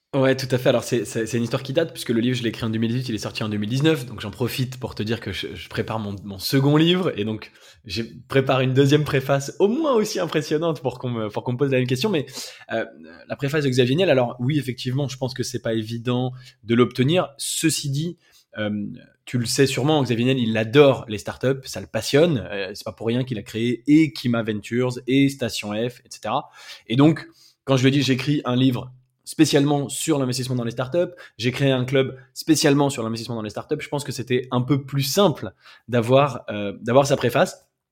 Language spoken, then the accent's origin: French; France; Je suis français, j'habite en France